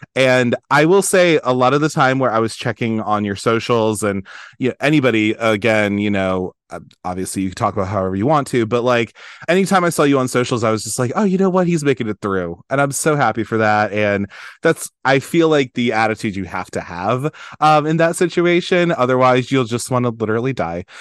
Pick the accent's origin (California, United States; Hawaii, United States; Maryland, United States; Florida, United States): Maryland, United States; I'm from Maryland